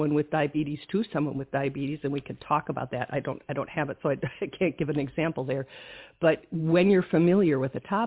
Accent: Wisconsin, United States; I'm from Wisconsin

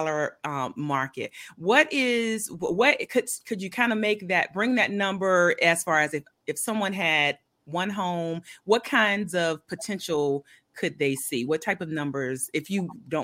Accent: Milledgeville, Georgia, United States; I was born in Milledgeville, Georgia

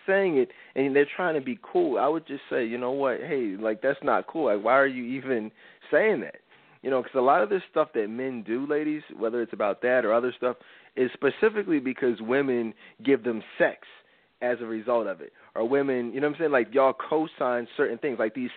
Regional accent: Philadelphia, Pennsylvania, United States; I'm from Philly.

